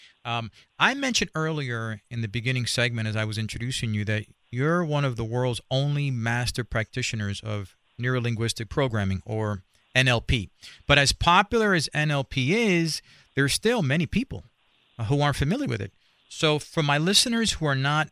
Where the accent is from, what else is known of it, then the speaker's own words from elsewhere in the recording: New York City, New York, United States; I grew up in Spanish Harlem